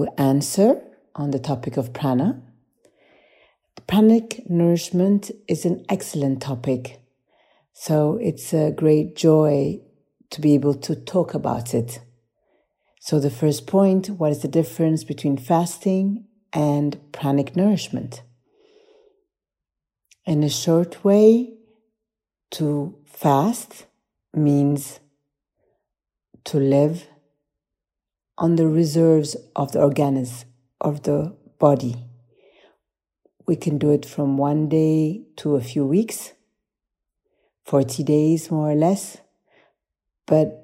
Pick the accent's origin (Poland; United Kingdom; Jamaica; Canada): Poland; I come from Poland.